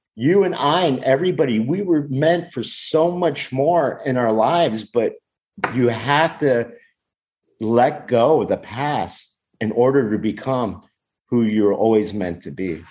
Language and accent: English; United States; I'm from the United States